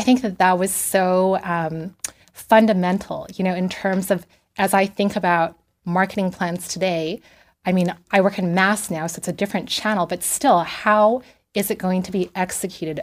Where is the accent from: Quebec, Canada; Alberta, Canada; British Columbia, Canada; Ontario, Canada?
British Columbia, Canada; Vancouver; moved away as an adult; also born or lived in Taipei, Taiwan / Toronto; now in Los Angeles, United States; I grew up in Vancouver.